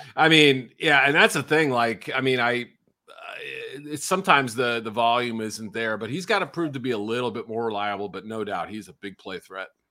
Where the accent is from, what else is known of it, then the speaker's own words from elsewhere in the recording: New England, United States; I grew up in New England